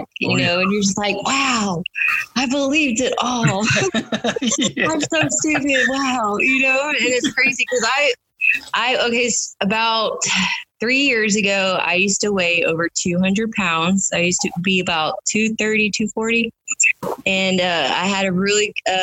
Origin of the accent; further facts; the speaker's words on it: Houston, Texas, United States; I'm 34 years old, and I'm from Houston, Texas